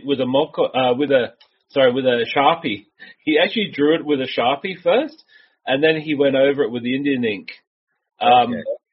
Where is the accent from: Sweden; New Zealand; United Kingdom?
New Zealand; also born or lived in Australia; So I was born in Australia, moved to New Zealand when I was about, I think, 3 months old